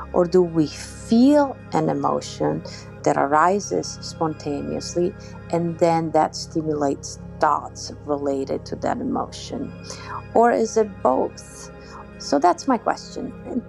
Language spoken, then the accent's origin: English; Italy; I'm originally from Italy.